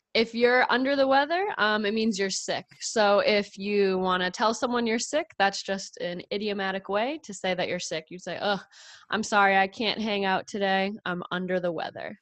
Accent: New England, United States; being from New England, the northeastern part of the United States, we have the four seasons

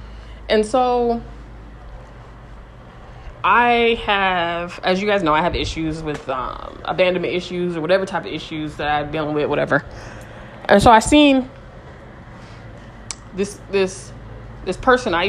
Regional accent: California, United States; I'm from California

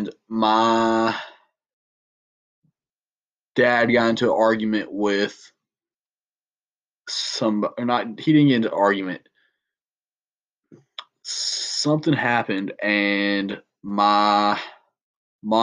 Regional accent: Southern, United States; accent: Southern; being obviously my accent

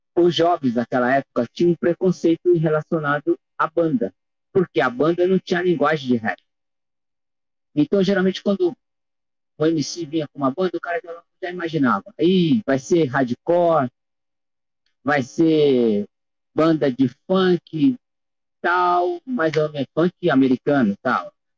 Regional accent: Brazil; sendo brasileiro aqui, é o único aqui do nosso país

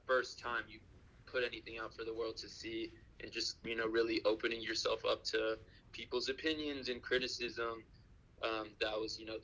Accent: Houston, Texas, United States; moved away as an adult; also born or lived in Austin, Texas; now in Los Angeles, United States; Born and raised in Houston, Texas, to immigrant parents

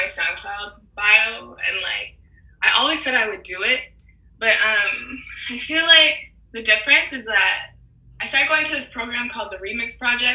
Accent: Toronto, Ontario, Canada; growing up in Toronto

